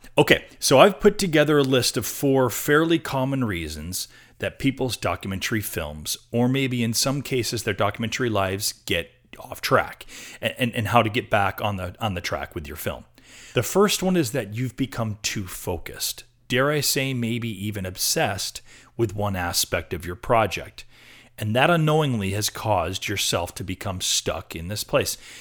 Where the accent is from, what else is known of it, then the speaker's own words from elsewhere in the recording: Rochester, New York, United States; now in Portland, United States; I'm from Rochester, New York, on the East Coast.